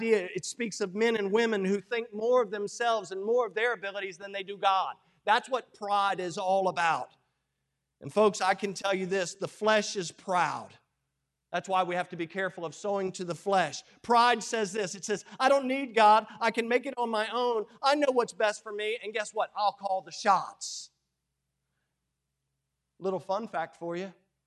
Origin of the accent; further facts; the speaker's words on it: United States; I'm as American as they come